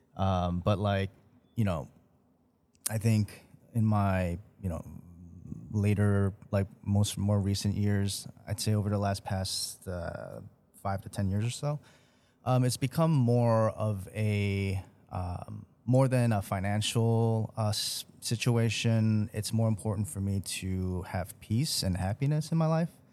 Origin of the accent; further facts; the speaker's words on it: Chicago, Illinois, United States; born here in Chicago, been here for most of my life as well